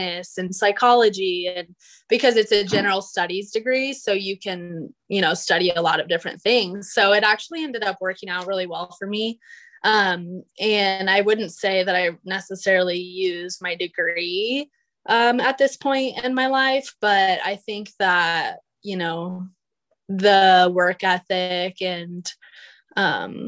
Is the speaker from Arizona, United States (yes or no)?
yes; Phoenix, Arizona, United States; also born or lived in Texas / San Francisco; I'm born and raised in Arizona, like the Phoenix area